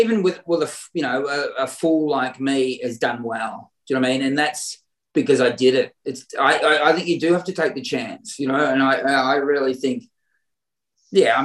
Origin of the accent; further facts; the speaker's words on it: Warrnambool, Victoria, Australia; that's my hometown